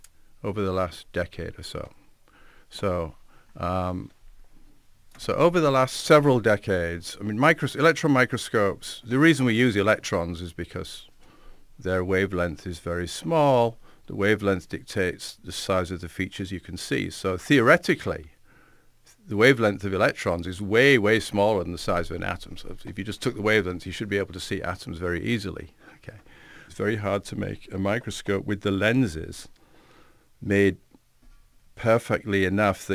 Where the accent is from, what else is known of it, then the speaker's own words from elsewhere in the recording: Hessle, Yorkshire and the Humber, United Kingdom; moved away as an adult; also born or lived in Leeds; now in Lehigh Valley, United States; I grew up in a small village in England, in the village of Hessle on the northeast coast in Yorkshire